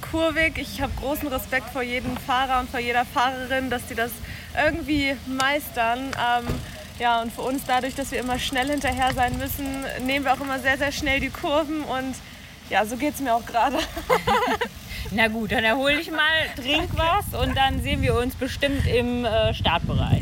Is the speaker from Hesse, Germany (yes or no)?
no; Lower Saxony, Germany; wir kommen aus Niedersachsen ursprünglich